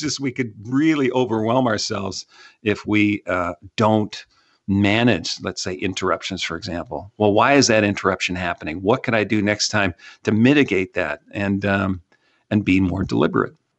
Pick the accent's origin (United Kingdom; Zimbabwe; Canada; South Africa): Canada; now in Texas, United States